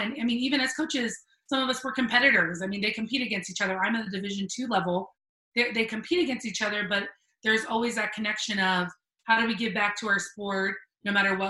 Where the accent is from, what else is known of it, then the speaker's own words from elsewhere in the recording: Cooper City, Florida, United States; I grew up in South Florida